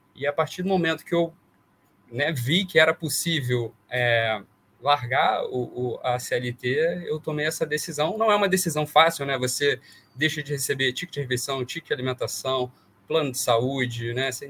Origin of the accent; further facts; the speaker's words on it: Vassouras, Rio de Janeiro, Brazil; moved away as an adult; eu sou do interior do Rio, de Vassouras, e vim para o Rio fazer faculdade.